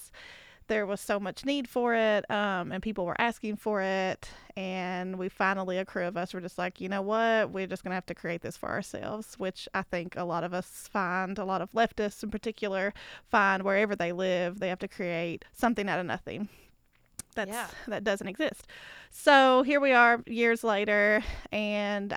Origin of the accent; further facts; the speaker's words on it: Southeast Kentucky, United States; I am in Kentucky. I'm from Southeast Kentucky, and I work at an art center here called Apple Shop